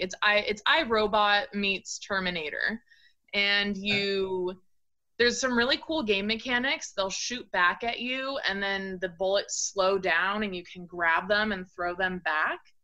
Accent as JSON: {"language": "English", "area": "Orange County", "region": "California", "country": "United States", "tie": "born or raised there", "also_born_or_lived": "Portland, Oregon", "moved": "as an adult", "lives_now": "Eugene, United States", "said": "I grew up in Orange County, California."}